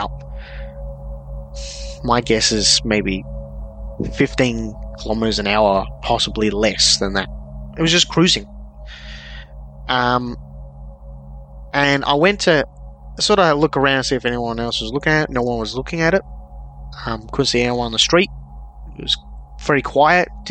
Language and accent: English; Melbourne, Victoria, Australia; I'm from Melbourne, Australia, which is known for a couple of incidents that have happened here